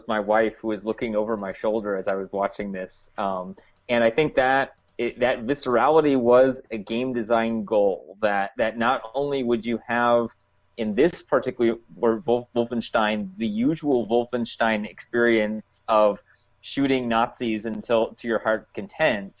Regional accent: United States; I'm speaking as an American Jew

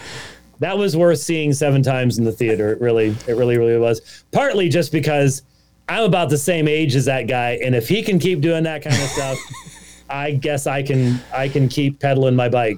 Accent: Scotland, United Kingdom; This is a Scottish claymore. I'm Scottish.

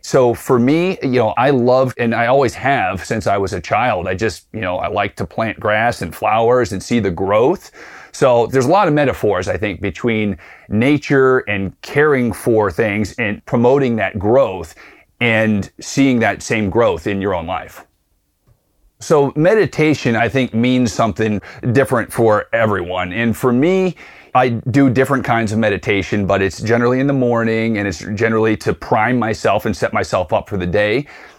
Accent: Tucson, Arizona, United States; I'm from Tucson, Arizona, where I live with my wife and two young children.

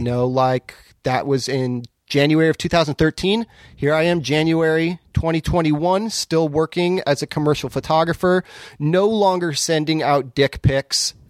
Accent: Southern California, United States; moved away as an adult; now in Portland, United States; I'm from Southern California, originally. I've lived in Portland for, let's see, fifteen, sixteen years

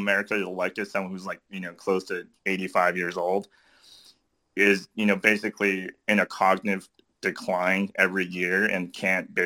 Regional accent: Changsha, Hunan, China; moved away; Changsha. That's my hometown. That's where I grew up.

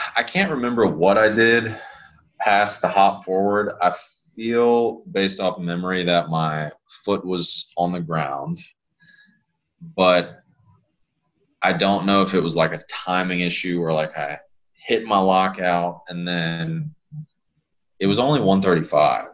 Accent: Lafayette, Louisiana, United States; I grew up in Lafayette. That's where I'm from. That's where I was born and raised.

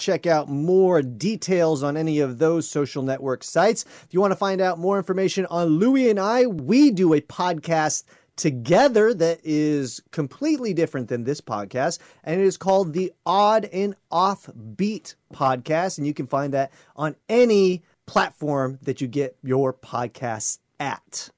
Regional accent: Eugene, Oregon, United States; I grew up in Eugene

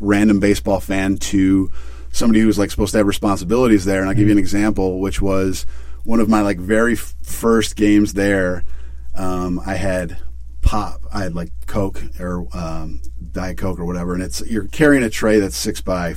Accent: Chicago, Illinois, United States; I was born and raised in Chicago

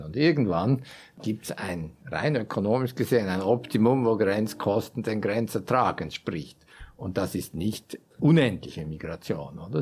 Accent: Switzerland; wir sind tatsächlich ein, eine Gesellschaft von sehr erfolgreichen, und zwar Europa bis weltweit unvergleichlich erfolgreichen und damit reichen Schweizern

